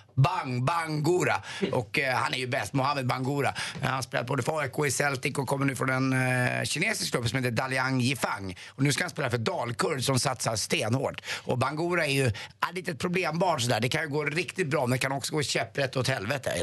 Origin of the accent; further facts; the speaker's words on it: Stockholm, Stockholm County, Sweden; jag som är stockholmare